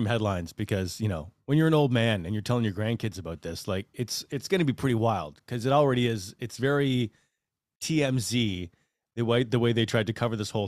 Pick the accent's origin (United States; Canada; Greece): Canada; Vancouver, British Columbia; in Vancouver, in my hometown